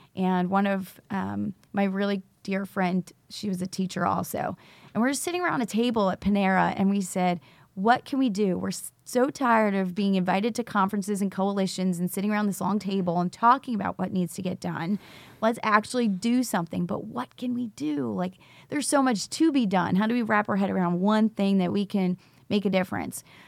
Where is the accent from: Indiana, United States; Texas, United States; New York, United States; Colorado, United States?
New York, United States; also born or lived in Charlotte, North Carolina; now in Rock Hill, United States; I was actually originally from New York, but I'm a teacher in Charlotte Mecklenburg. and actually live in Rock Hill, South Carolina